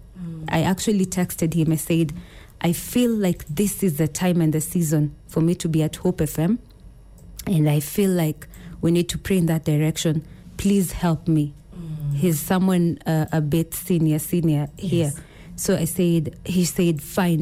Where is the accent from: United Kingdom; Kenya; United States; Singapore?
Kenya; I'm from Ukambani.